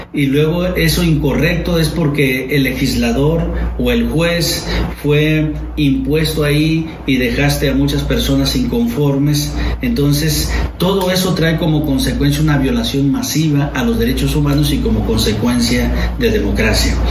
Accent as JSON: {"language": "Spanish", "country": "Mexico"}